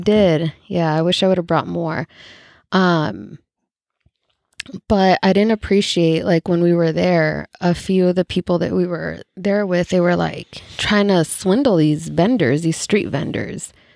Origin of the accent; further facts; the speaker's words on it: El Salvador; now in United States; El Salvador